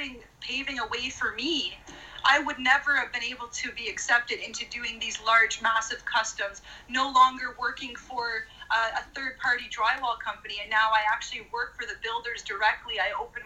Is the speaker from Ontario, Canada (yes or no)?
yes; Renfrew, Ontario, Canada; moved away as an adult; also born or lived in Edmonton, Alberta; we moved back to my hometown of Renfrew, Ontario.